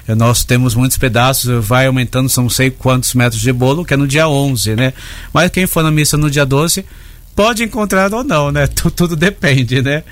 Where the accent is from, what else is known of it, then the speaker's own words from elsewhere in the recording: Limeira, São Paulo, Brazil; moved away as an adult; also born or lived in Leme; now in Americana, Brazil; Eu sou da cidade de Limeira